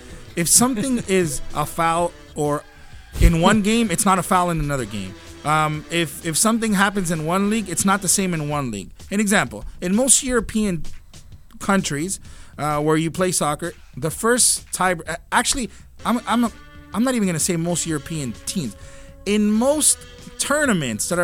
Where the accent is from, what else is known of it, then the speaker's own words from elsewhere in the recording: Toronto, Ontario, Canada; we're from Toronto